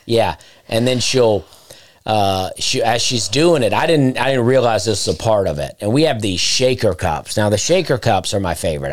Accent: Chambers County, Lee County area, Alabama, United States; where I'm from, like Chambers County, Lee County area in Alabama

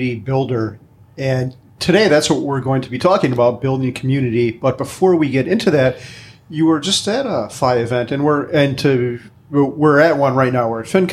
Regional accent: Midwest, United States; I'm from the Midwest

